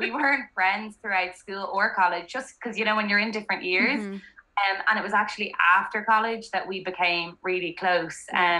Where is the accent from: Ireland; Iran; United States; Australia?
Ireland; Dublin, Leinster; I'm 28 years old. I'm from Dublin